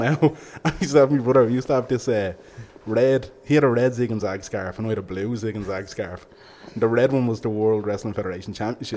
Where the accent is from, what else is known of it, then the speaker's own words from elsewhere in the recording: Ballybrack, Leinster, Ireland; we all grew up in Ballybrack, which is, you know, a couple of minutes up the road.